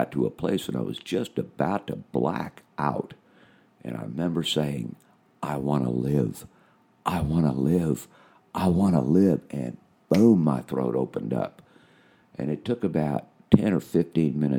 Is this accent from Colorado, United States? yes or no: no; Washington, United States; also born or lived in Toronto, Canada / Okinawa, Japan; I'm an American. I'm from Washington State